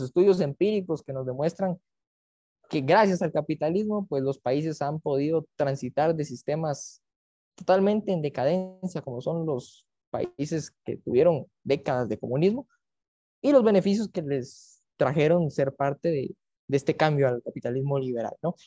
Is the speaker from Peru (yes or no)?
no; Guatemala; como guatemalteco